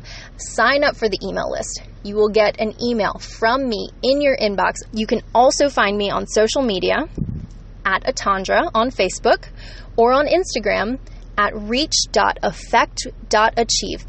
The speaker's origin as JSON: {"language": "English", "region": "the South", "country": "United States", "said": "I'm from the South"}